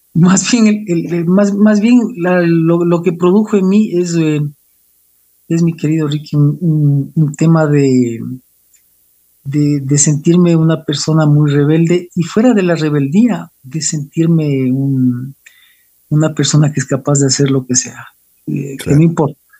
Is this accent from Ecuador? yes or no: yes; Quito, Pichincha, Ecuador; yo soy quiteño, nací hace 51 años